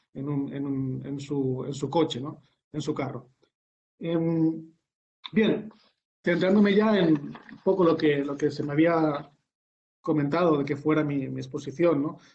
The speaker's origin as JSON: {"language": "Spanish", "country": "Spain"}